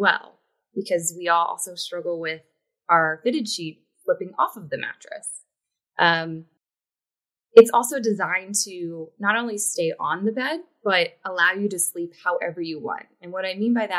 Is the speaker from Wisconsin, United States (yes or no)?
no; West Virginia, United States; moved away as an adult; also born or lived in Hong Kong; now in New York City, United States; I am originally from West Virginia, which is a southern state